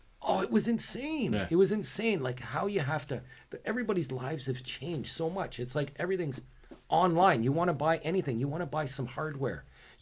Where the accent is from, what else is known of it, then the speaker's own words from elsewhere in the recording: South Korea; Of course, it's essential for me because I'm from Korea.